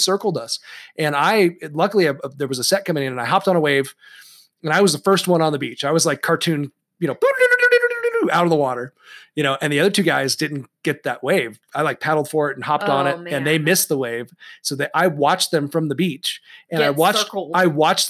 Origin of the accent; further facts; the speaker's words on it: San Clemente, California, United States; I grew up in San Clemente, California, which is like surf capital USA